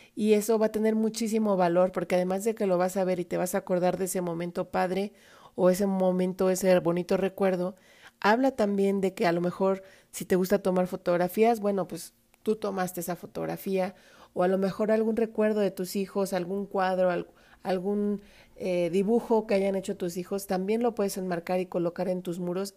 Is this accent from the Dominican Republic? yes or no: no; Mexico; como decimos acá en México